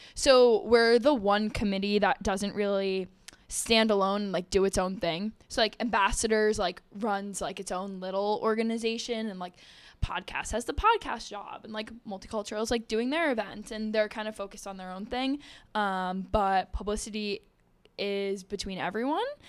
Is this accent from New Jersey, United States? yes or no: yes; New Jersey, United States; I'm from New Jersey